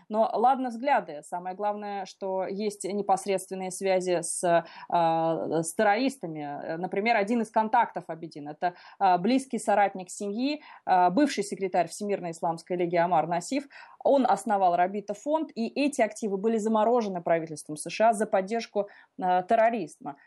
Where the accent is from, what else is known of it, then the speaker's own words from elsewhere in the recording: Russia; now in Washington, United States; я из России, что я русская